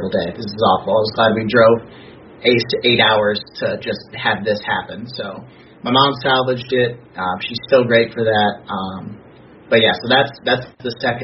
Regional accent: Indiana, United States; I'm from Indiana

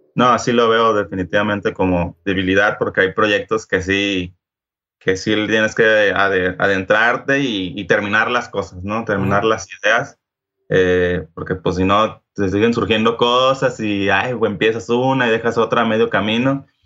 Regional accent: Culiacán, Sinaloa, Mexico; yo soy de Culiacán, Sinaloa

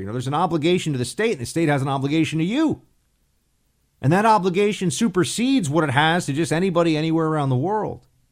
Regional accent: New York, United States; moved away; think of myself as a New Yorker

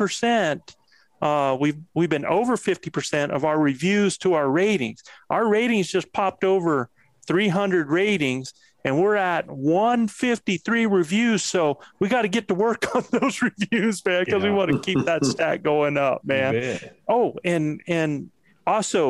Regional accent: Moyock, North Carolina, United States; moved away; I was raised in Moyock, North Carolina, a stone's throw from Elizabeth City

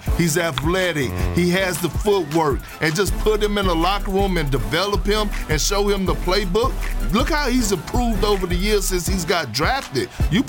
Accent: Texas, United States; Growing up in Texas, yes, you do. You have to have a dog mentality. Growing up in Texas, man, I know this.

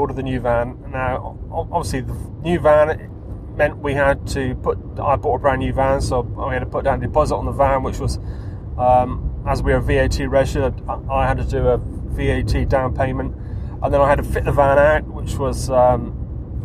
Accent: Taunton, South West England, United Kingdom; also born or lived in Wiltshire; my hometown, which was Taunton

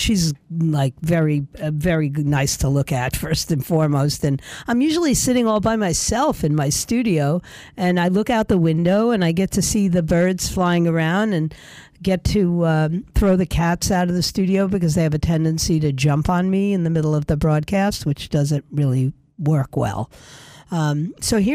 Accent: New York City, New York, United States; moved away; my hometown of New York City

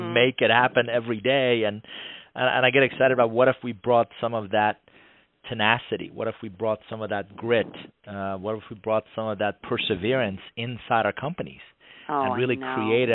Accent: Atlanta, Georgia, United States; born or raised there; English is a second language; also born or lived in Iran / New York

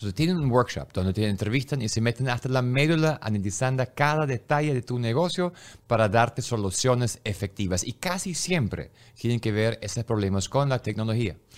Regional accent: Germany; Yo soy alemán

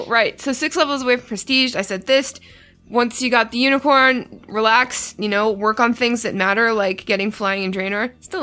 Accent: Canada; I'm Canadian.

